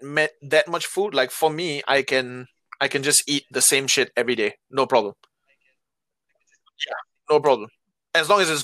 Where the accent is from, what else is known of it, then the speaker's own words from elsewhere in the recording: Singapore; But like, even as a Singaporean living here for a while